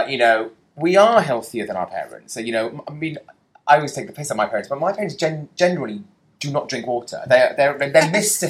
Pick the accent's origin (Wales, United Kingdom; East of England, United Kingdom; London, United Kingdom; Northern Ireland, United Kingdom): London, United Kingdom; I, as a Londoner